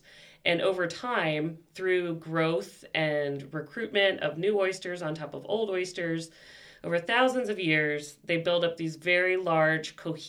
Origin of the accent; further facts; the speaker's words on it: Virginia Beach, Virginia, United States; moved away as an adult; now in Maryland, United States; Born and bred in Virginia and did a lot of work on fisheries down there. So back to my home roots.